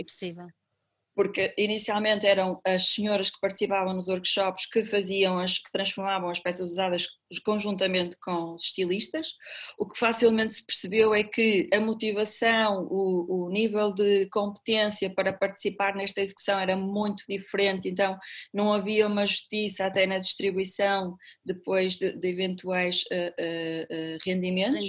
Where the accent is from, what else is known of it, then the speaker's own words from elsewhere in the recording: Paredes, Norte, Portugal; now in Porto, Portugal; eu cresci com os meus avós e quando eu cheguei ao Porto com 18 anos, eu sou de Paredes, é uma cidadezinha eh, a, a, a 35 km aqui do Porto